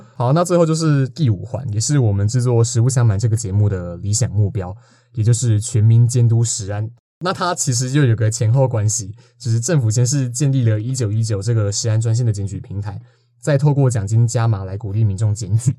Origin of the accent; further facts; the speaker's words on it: Nantou County, Taiwan; 因为我嘿。是南投人